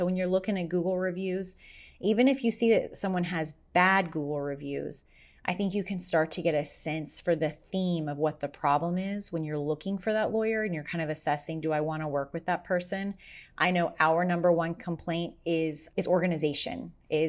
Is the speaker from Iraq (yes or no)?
no; Las Vegas, Nevada, United States; because I'm from Vegas, where I went to law school, people are always asking me for connections in Vegas.